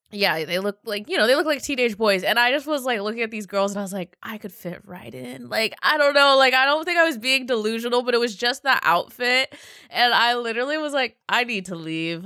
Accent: Seattle, Washington, United States; I come from Seattle

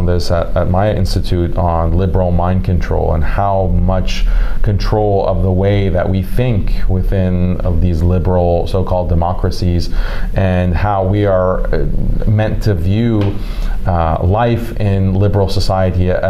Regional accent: United States; as an American

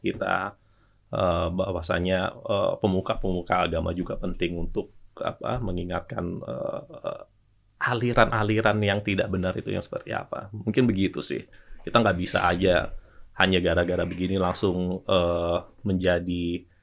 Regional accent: Java, Indonesia; saya Jawa dan Islam

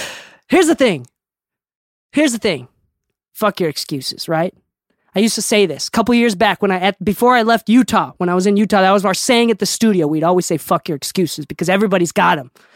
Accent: Okinawa, Japan; I'm from Okinawa

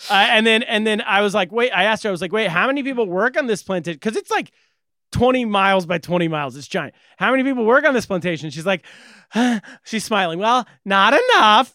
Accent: California, United States; I'm a Californian. I'm from California

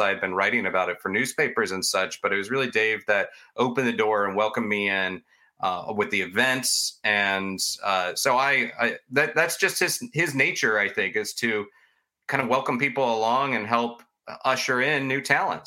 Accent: Florida, United States; I grew up in Florida

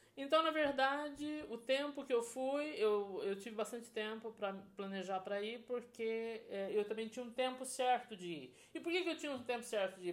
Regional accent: Brazil; Como boa brasileira

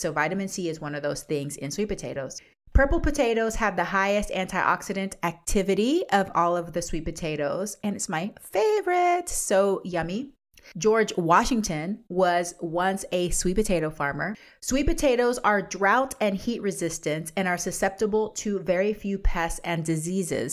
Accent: Panama; now in United States; I'm from Central America, Panama.

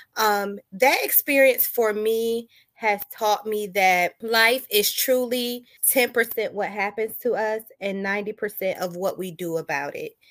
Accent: Daytona Beach, Florida, United States; also born or lived in Detroit, Michigan; now in Chesapeake, United States; I have roots in Detroit, Michigan, but I am from Daytona Beach, Florida, and I currently reside in Chesapeake, Virginia.

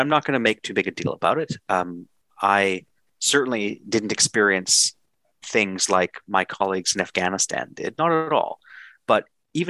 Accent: Canada

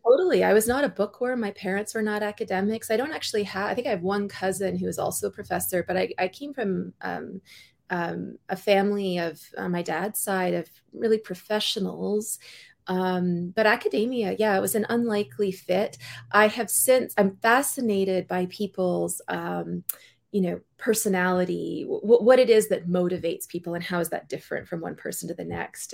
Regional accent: North Vancouver, British Columbia, Canada; I was born in North Vancouver in British Columbia.

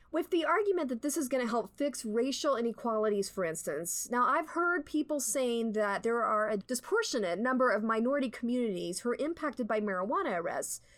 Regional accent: Colorado, United States; I'm from Colorado

